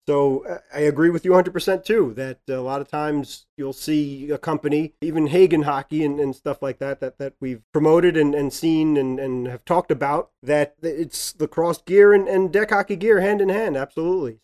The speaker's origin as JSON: {"language": "English", "region": "Massachusetts", "country": "United States", "tie": "born or raised there", "said": "growing up in Massachusetts"}